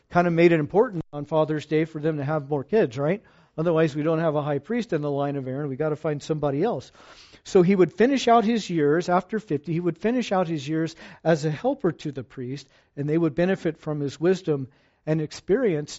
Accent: Fallbrook, California, United States; I'm from Fallbrook

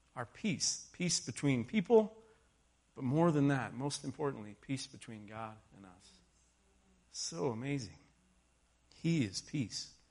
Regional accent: Texas, United States; moved away; I grew up in Texas. White Christmas was nothing but a movie to me

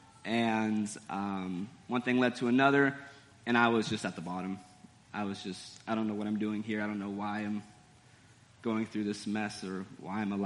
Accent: Santa Rosa, California, United States; I was born in California, Santa Rosa, Napa Valley wine country area

